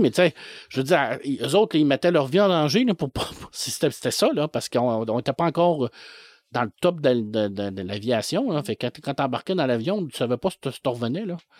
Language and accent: French; La Baie, Quebec, Canada; je suis né à Ville de l'Abbé